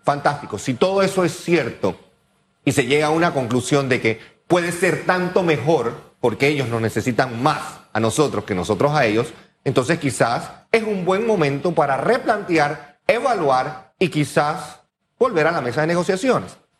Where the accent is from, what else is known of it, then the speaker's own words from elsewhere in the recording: Panama; como panameños